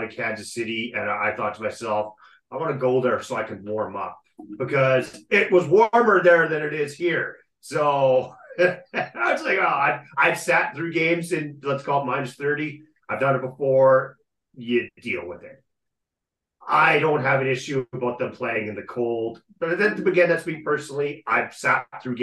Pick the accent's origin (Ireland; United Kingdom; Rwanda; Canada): Canada; Calgary, Alberta; I grew up in Calgary